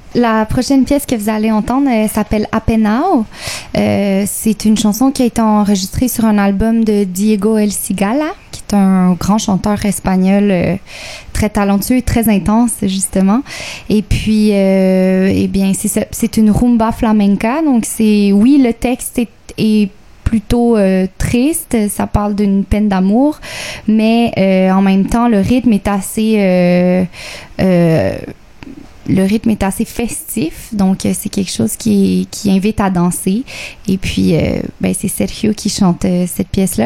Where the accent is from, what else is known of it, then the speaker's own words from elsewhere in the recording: Quebec, Canada; je suis québécoise d'origine chilienne